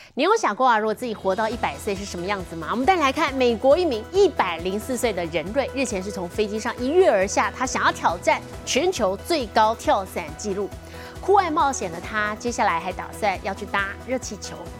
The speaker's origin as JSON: {"language": "Chinese", "country": "Taiwan", "said": "很多我们台湾人去日本旅游，喜欢去看奈良路"}